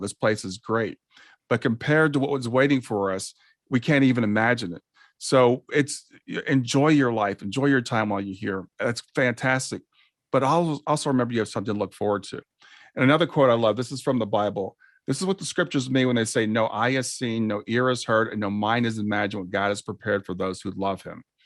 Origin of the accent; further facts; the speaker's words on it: Columbus, Ohio, United States; I grew up in Columbus, Ohio.